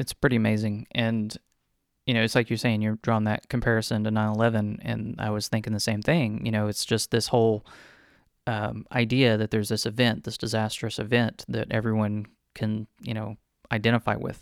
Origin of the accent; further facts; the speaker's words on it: Texas City, Texas, United States; I grew up in Texas City